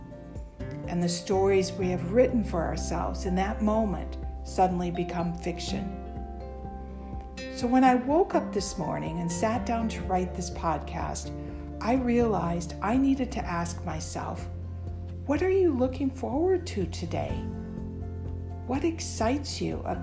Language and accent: English; United States; I'm an American